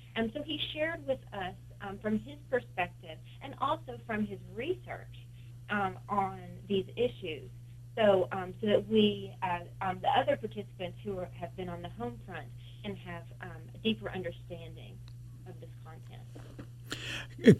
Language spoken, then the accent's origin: English; Kentucky, United States; now in Delaware, United States; I'm originally from Kentucky